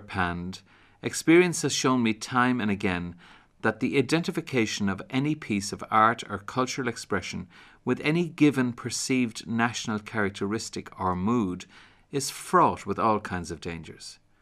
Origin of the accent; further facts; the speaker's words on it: Ireland; as an Irishman